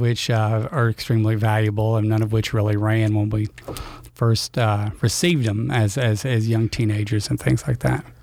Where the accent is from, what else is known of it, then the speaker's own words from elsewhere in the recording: Louisiana, United States; I grew up here in Louisiana you know, uh, I think I'm the only one of my siblings that was born here in Louisiana.